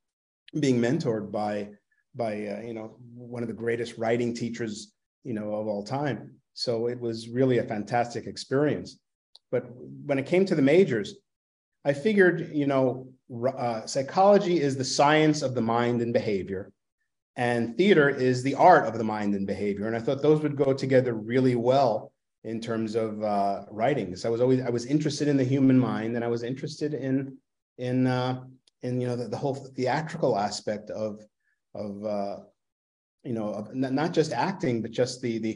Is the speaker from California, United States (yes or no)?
no; New York City, New York, United States; accent: Brooklynese; moved away; I grew up in Brooklyn